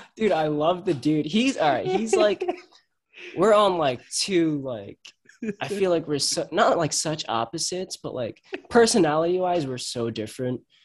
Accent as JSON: {"language": "English", "town": "Huntington Station", "region": "New York", "country": "United States", "said": "I'm from Huntington. I'm from Huntington Station"}